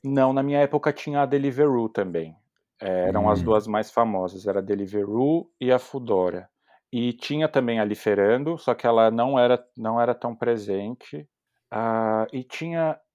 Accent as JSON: {"language": "Portuguese", "region": "São Paulo", "country": "Brazil", "moved": "as an adult", "lives_now": "Germany", "said": "eu sou de São Paulo"}